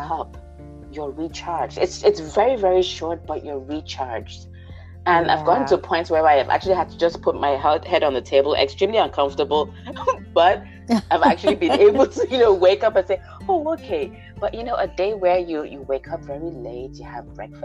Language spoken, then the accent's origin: English; Nigeria; also born or lived in United States / Austria; now in Germany; I was born in the U.S. Grew up in Nigeria.